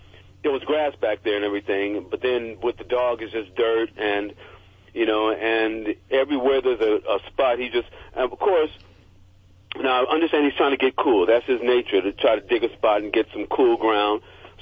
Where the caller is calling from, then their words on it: Los Angeles, California, United States; I'm calling from Los Angeles.